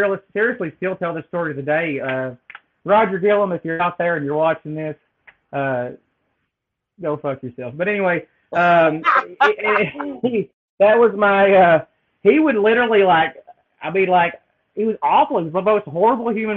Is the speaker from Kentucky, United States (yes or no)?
yes; Appalachia, Kentucky, United States; moved away as an adult; growing up in Appalachia